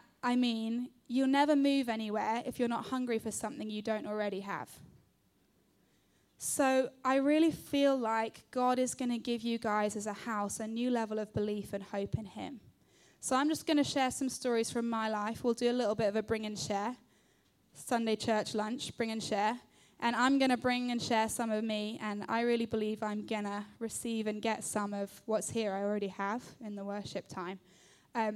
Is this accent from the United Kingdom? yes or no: yes; London, United Kingdom; I am 30 years old. I grew up in London.